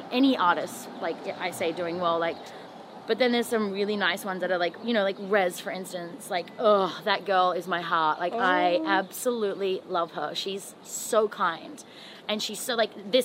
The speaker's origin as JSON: {"language": "English", "country": "Australia", "also_born_or_lived": "Toronto, Canada", "moved": "as an adult", "lives_now": "Los Angeles, United States"}